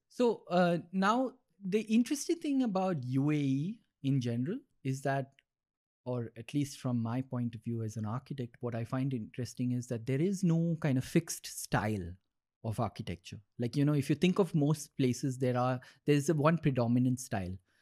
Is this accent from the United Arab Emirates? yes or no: yes; Dubai, United Arab Emirates; when we grew up in Dubai